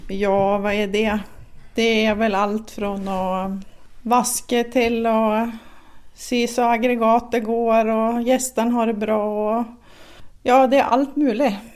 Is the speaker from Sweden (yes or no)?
yes; Sweden; som svensk